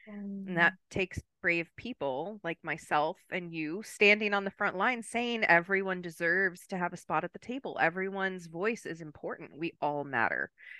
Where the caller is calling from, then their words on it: Maryland, United States; And I am joining you from Maryland, East Coast of the United States.